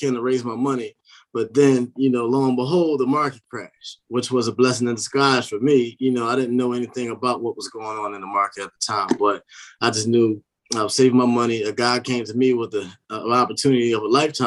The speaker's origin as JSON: {"language": "English", "town": "Philadelphia", "region": "Pennsylvania", "country": "United States", "moved": "as an adult", "lives_now": "Maryland, United States", "said": "I'm from Philadelphia originally"}